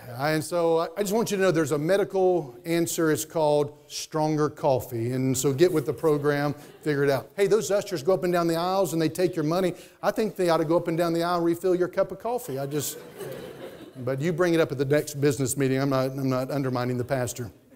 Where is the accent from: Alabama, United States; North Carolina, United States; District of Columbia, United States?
North Carolina, United States; Statesville; I grew up in Statesville, North Carolina.